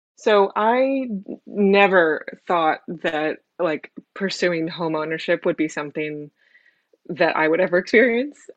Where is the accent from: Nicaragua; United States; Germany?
United States; San Francisco, California; moved away as an adult; now in London, United Kingdom; I am originally from San Francisco in the States, uh, but I moved to London about five years ago